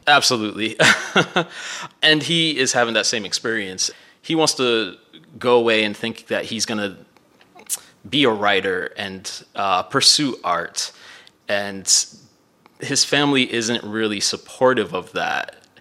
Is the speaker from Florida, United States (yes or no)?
yes; Miami, Florida, United States; moved away; also born or lived in Midwest; growing up in Miami